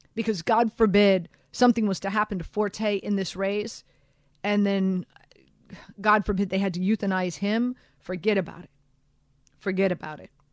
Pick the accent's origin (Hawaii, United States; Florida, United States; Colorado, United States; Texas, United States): Florida, United States; Miami; moved away as an adult; now in New York, United States; I'm born and raised in Miami